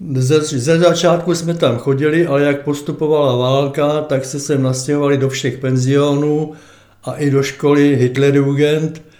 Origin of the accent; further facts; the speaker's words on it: Prague, Czechia; tatínek v roce třicet osm zahájil stavbu rodinného domku a v roce třicet devět jsem nastoupil sem do Klánovic do druhé třídy